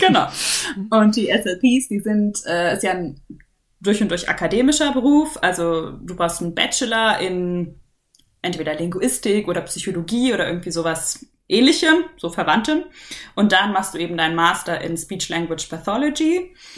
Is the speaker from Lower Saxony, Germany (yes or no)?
no; near Munich, Bavaria, Germany; ich komme aus der Nähe von München